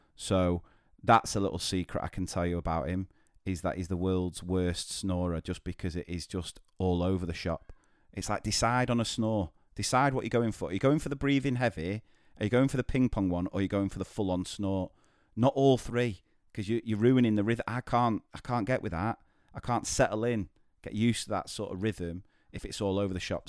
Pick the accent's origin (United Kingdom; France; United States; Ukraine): United Kingdom; Manchester, North West England; I'm from Manchester